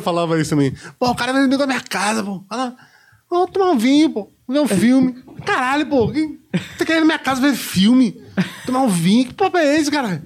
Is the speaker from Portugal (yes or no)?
no; Brazil; A gente é brasileiro